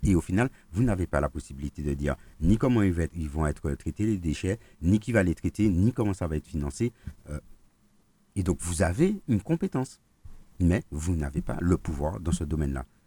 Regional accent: Martinique; chez nous en Martinique

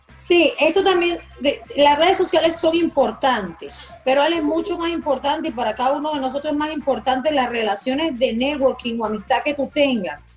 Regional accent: Margarita, Nueva Esparta, Venezuela; also born or lived in Maracaibo, Zulia, Venezuela; now in Miami, United States; Yo nací en Maracaibo, pero me crié en Margarita

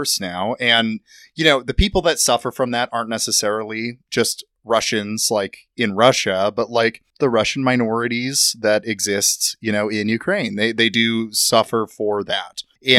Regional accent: Iraq; because I grew up in Iraq, you know, like.

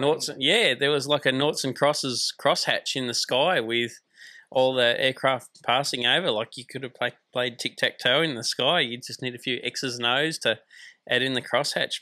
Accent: Tasmania, Australia; moved away as an adult; I grew up in Tasmania, so it was a good chance to get out of Tasmania and explore Australia

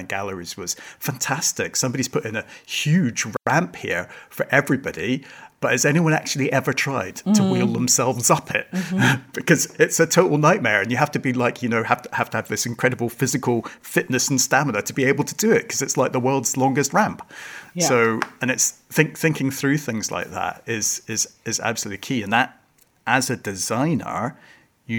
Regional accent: Hong Kong; now in Glasgow, United Kingdom; I was brought up in Hong Kong

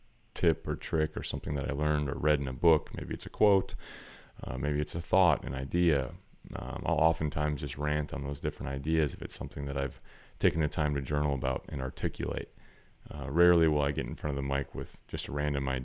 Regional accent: Wisconsin, United States; the culture of the place I grew up in Wisconsin

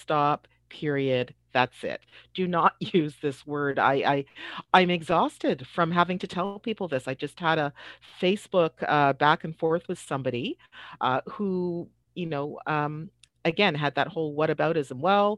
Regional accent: Toronto, Ontario, Canada; I experienced the usage of this word when I was a young child growing up in Toronto, when we had to read books that use this word over and over and over.

